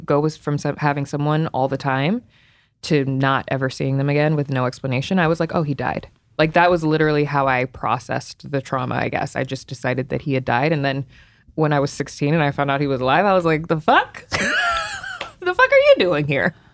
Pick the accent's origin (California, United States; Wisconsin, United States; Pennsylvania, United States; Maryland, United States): Maryland, United States; Potomac; also born or lived in Cleveland, Ohio; I was born in Cleveland, raised in Potomac, Maryland, though, so, like, right outside of D C